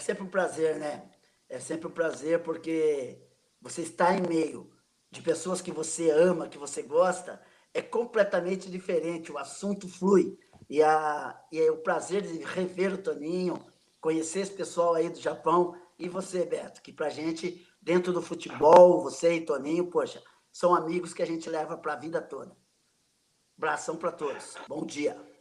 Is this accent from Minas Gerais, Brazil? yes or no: no; Sorocaba, São Paulo, Brazil; also born or lived in Itaporanga; Eu vim para Sorocaba, eu sou, nasci em Itaporanga, e vim para Sorocaba para estudar. E acabei, né, é, entrando no São Bento